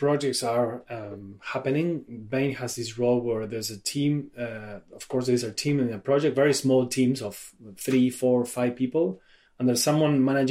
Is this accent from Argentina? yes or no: yes; Argentina; moved away as an adult; also born or lived in France; I am originally from Argentina, left my country when I was about 30 to study abroad.